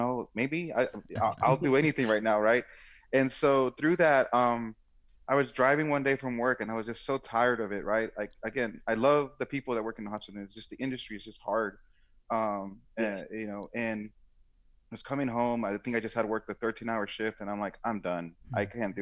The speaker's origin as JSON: {"language": "English", "town": "Washington", "region": "District of Columbia", "country": "United States", "tie": "born or raised there", "also_born_or_lived": "Silver Spring, Maryland / Dallas, Texas / Boston, Massachusetts / Phoenix, Arizona", "moved": "as an adult", "said": "I grew up in Washington, D.C., and actually the actual capital. A few years later, I think in my early teens, I moved"}